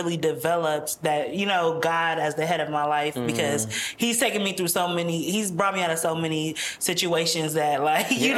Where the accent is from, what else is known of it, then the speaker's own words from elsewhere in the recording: United States; they came to America and had five children